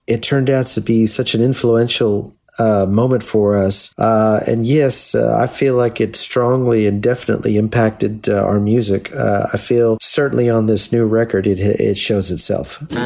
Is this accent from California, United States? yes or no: yes; La Puente, California, United States; also born or lived in Los Angeles; I was born in Los Angeles, but I really grew up in a city just east of Los Angeles, about 30 minutes, called La Puente